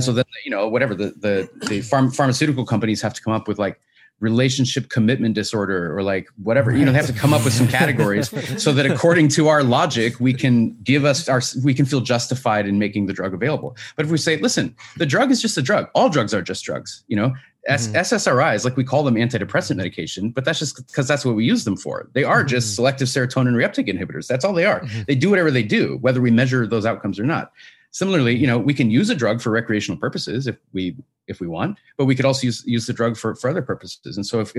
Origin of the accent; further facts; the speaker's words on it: Washington, United States; Washington State originally. Yeah, my home state.